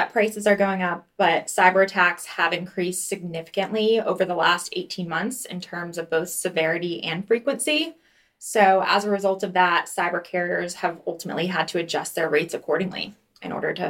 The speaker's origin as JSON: {"language": "English", "region": "New Jersey", "country": "United States", "tie": "born or raised there", "also_born_or_lived": "South Florida", "moved": "yes", "lives_now": "Atlanta, United States", "said": "I am currently based out of Evolve's Atlanta, Georgia office, but I grew up in New Jersey, so I am a Northeast gal."}